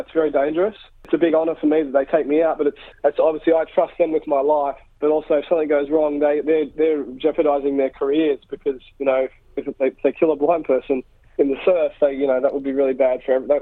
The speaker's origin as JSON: {"language": "English", "town": "Lennox Head", "region": "New South Wales", "country": "Australia", "tie": "born or raised there", "said": "in Lennox Head, my hometown"}